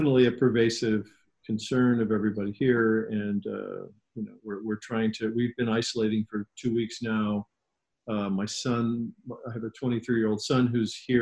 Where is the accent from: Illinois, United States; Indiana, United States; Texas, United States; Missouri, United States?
Illinois, United States; Chicago; also born or lived in Florida; now in New York City, United States; I grew up in Chicago in the late 60s, early 70s